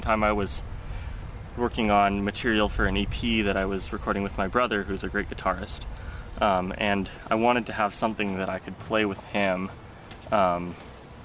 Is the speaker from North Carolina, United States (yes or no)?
no; Olympia, Washington, United States; growing up in Olympia